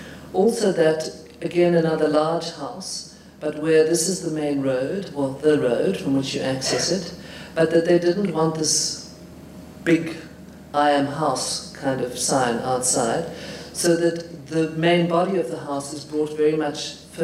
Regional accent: Highveld, South Africa; because I come from the Highveld, so I know all about Highveld grass and that kind of vegetation.

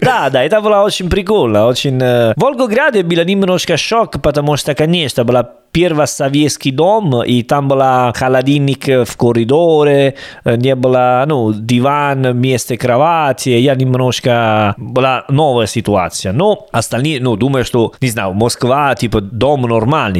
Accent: Salerno, Campania, Italy; Russian is a second language; moved away as an adult; also born or lived in Rome / Berlin / Volgograd; я из Салерно

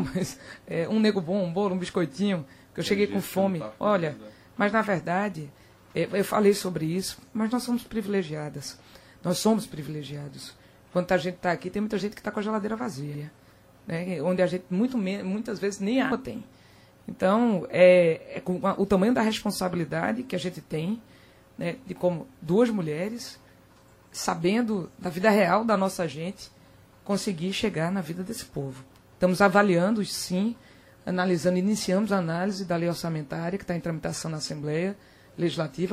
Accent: Caruaru, Pernambuco, Brazil; eu vi do interior, né? eu me criei em Caruaru.

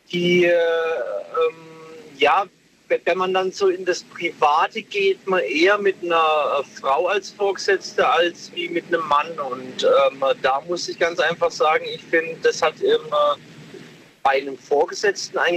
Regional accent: Pforzheim, Baden-Württemberg, Germany; Genau, ich komme aus Pforzheim.

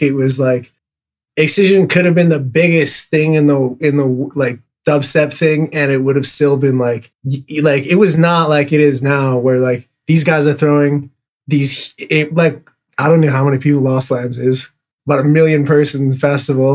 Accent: Canada; I'm Canadian

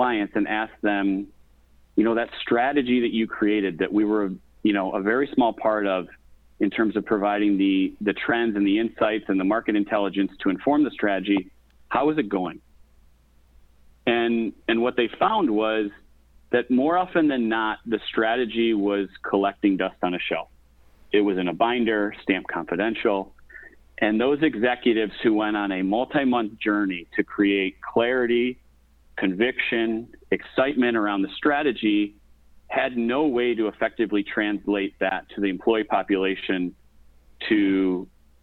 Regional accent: Toledo, Ohio, United States; moved away as an adult; also born or lived in Chicago; now in Ann Arbor, United States; I grew up in Toledo, Ohio, but we're going to take full credit for being outside of Ohio because I live in Ann Arbor, Michigan today

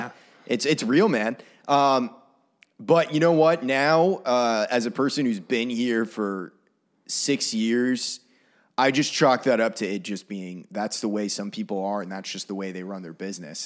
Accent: Maine, United States; moved away as an adult; now in Nashville, United States; I had some really, really awesome mentors growing up in Maine

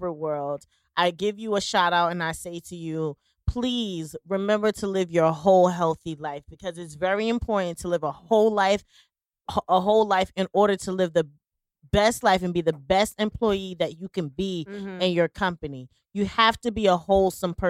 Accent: Jersey City, New Jersey, United States; I'm from Jersey City

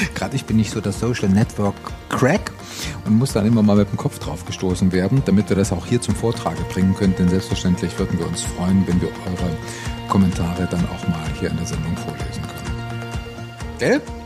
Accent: Thuringia, Germany; meine Heimat Thüringen

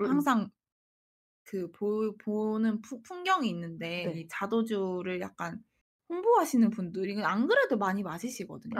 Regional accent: Tongyeong, South Gyeongsang, South Korea; moved away; 저는 통영에서 왔는데

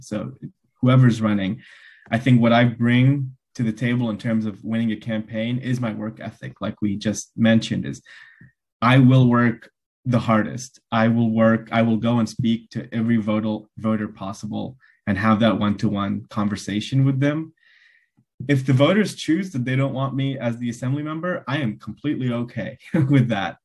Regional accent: Los Angeles, California, United States; also born or lived in Glendale, California; now in Isla Vista, United States; I was born in Los Angeles, um, in Glendale, and I grew up in mid city, uh, Los Angeles

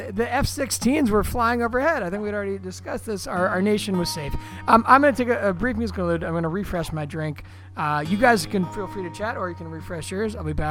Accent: Washington, District of Columbia, United States; moved away; We're all from Washington, D.C.

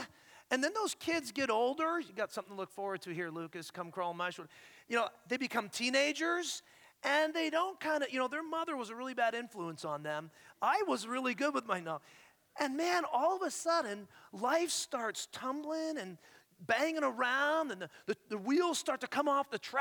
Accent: Ontario, Canada; moved away as an adult; now in Scottsdale, United States; I am an Ontario boy. I'm a Canadian boy.

